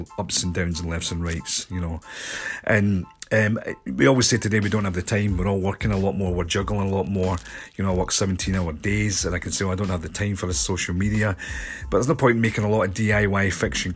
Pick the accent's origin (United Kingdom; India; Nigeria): United Kingdom; Scotland; I'm a filmmaker from Scotland